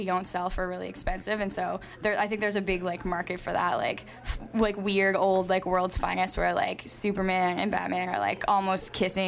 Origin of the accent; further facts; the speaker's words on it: Ontario, Canada; now in Halifax, Canada; I grew up in Ontario